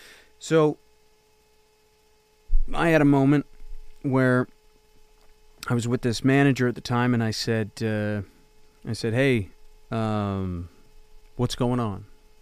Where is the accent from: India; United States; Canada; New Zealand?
Canada; So as a Canadian, you know, when you go over to the States, and I guess I was a stubborn kid. I just wasn't going to go home.